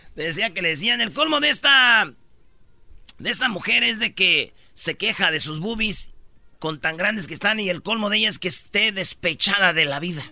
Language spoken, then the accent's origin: Spanish; Metepec, State of Mexico, Mexico; Soy de Metepec